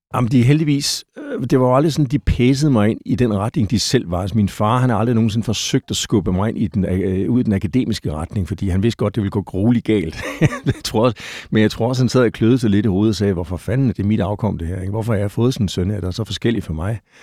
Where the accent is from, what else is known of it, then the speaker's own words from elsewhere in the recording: Gentofte, Capital Region of Denmark, Denmark; Jeg er født i øh, Gentofte, lige nord for København